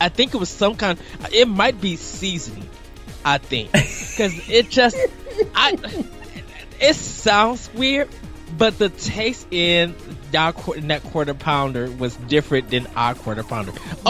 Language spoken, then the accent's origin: English; North Chicago, Illinois, United States; I'm from North Chicago, Illinois. I'm not from out of North Country.